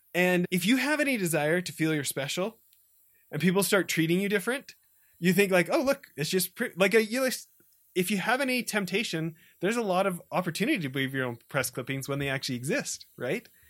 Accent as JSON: {"language": "English", "town": "Edmonton", "region": "Alberta", "country": "Canada", "tie": "born or raised there", "also_born_or_lived": "a small farm town", "said": "I grew up in Edmonton, the city of a million"}